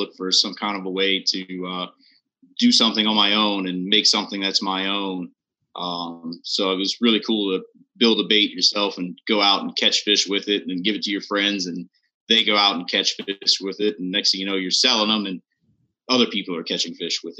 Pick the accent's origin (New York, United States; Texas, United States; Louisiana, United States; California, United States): Louisiana, United States; Lafayette; I grew up in the Lafayette area all my life. Been here for forever.